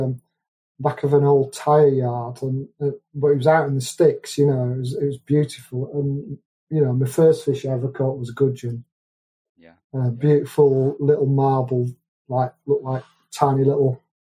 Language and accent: English; Wetherby, Yorkshire and the Humber, United Kingdom; also born or lived in Boston Spa; now in Midlands, United Kingdom; I'm actually from a place called Wetherby or Boston Spa, which is, it's right in the middle of the triangle between Harrogate, Leeds and York.